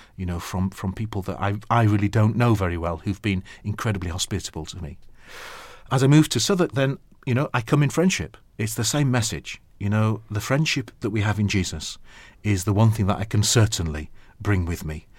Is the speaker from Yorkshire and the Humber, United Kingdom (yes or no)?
yes; Sheffield, Yorkshire and the Humber, United Kingdom; moved away as an adult; now in London, United Kingdom; I'm from Yorkshire